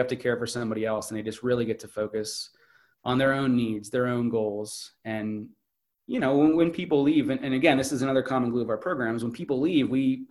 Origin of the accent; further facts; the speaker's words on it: North Carolina, United States; It's, I'm from North Carolina and I'm going to go on this expedition to Alaska.